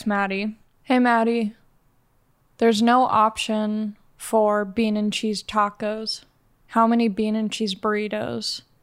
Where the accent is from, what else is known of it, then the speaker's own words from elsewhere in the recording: Los Angeles, California, United States; I'm from Los Angeles